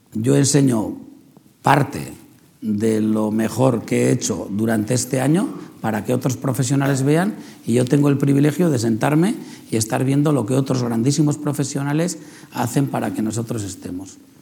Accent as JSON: {"language": "Spanish", "town": "San Sebastián", "region": "Basque Country", "country": "Spain", "tie": "born or raised there", "said": "es donde he nacido, donde he crecido"}